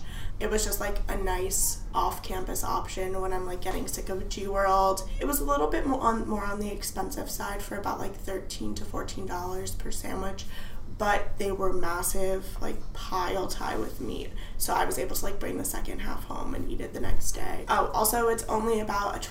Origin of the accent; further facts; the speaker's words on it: New Jersey, United States; now in Washington, D.C., United States; I'm from New Jersey